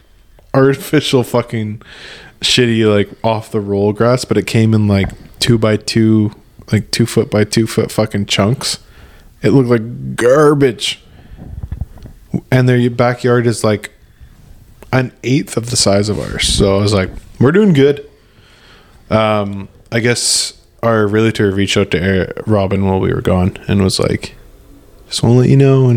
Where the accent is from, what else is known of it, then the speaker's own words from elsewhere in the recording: Alberta, Canada; I'm from Alberta.